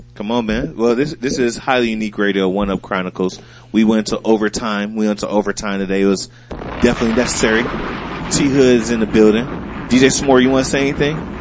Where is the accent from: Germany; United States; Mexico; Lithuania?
United States; Toledo, Ohio; I'm from Toledo, Ohio, right? We grew up near, near the Detroit Lions